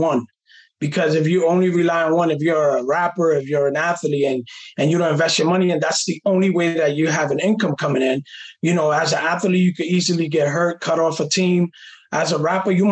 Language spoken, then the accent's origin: English; New York City, New York, United States; I come from the Jacob Riis projects in the Lower East Side